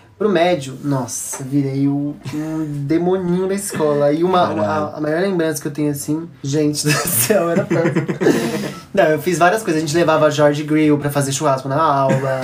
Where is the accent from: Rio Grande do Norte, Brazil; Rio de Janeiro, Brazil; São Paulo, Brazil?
São Paulo, Brazil; also born or lived in Guaratinguetá / Lorena; com quatro anos, eu vim pra São Paulo